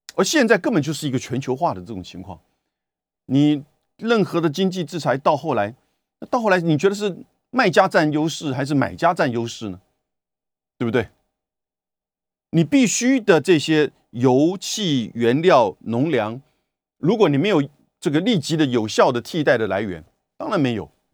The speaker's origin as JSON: {"language": "Chinese", "country": "Taiwan", "said": "跟我们台湾人一样"}